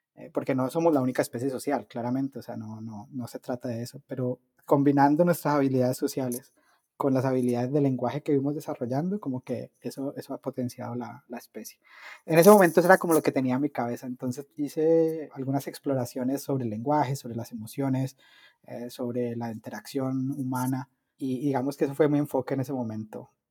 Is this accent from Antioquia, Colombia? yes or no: no; Cali, Valle del Cauca, Colombia; moved away; yo estudié en una universidad en Colombia, eh, en Cali, que es de donde yo soy